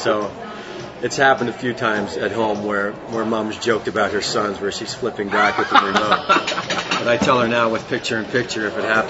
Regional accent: Halifax, Nova Scotia, Canada; moved away as an adult; now in Vancouver, Canada; Originally from Halifax, Nova Scotia, the east coast of Canada.

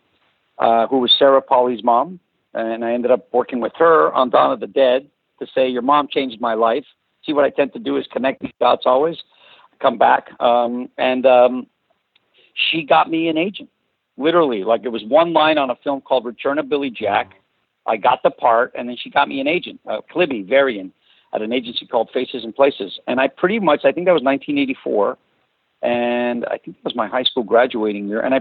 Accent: Toronto, Ontario, Canada; English is a second language; also born or lived in Azores, Portugal; I was born in the Azores, and when I got to Toronto, where we immigrated from, I was was in kindergarten in grade. I was 6 years old

